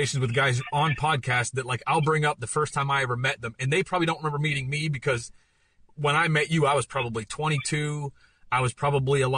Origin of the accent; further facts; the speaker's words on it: Pennsylvania, United States; I'm from Pennsylvania, played in Pittsburgh, and never kind of had been out of the area